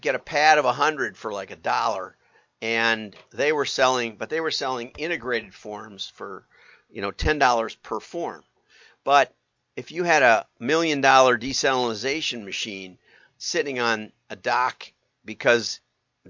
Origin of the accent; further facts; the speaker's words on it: America's Dairyland, Wisconsin, United States; I grew up in America's Dairyland.